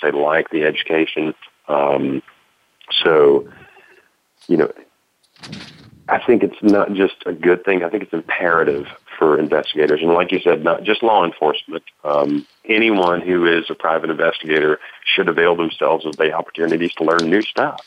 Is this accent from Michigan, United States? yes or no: no; Tennessee, United States; A private investigator in Tennessee does that, which is my home state